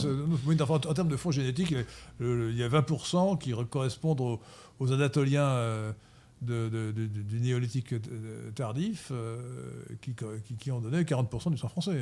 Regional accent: France; now in Versailles, France; en tant que Français

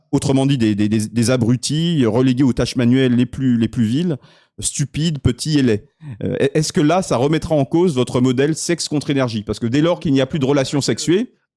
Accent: France; en tant que Français

